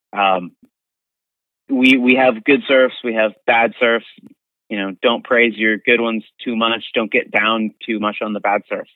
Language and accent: English; East Coast, United States; moved away; I'm from the East Coast and it gets really, really cold